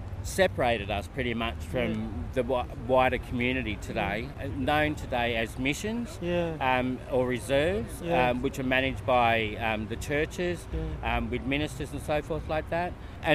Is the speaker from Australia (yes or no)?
yes; Sydney, New South Wales, Australia; also born or lived in Yuin country, New South Wales south coast; I was born here on Gadigal country, Crown Street Women's Hospital.